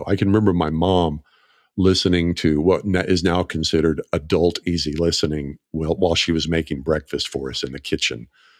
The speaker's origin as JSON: {"language": "English", "region": "Oklahoma", "country": "United States", "tie": "born or raised there", "said": "I grew up in Northeast Oklahoma, about 40 miles north of Tulsa."}